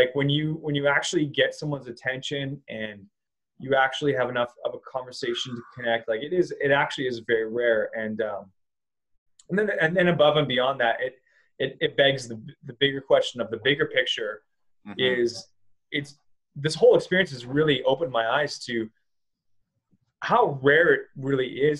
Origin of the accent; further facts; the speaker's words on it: Vancouver, British Columbia, Canada; moved away as an adult; also born or lived in Los Angeles / Costa Rica; I'm from Vancouver. We're both from this area.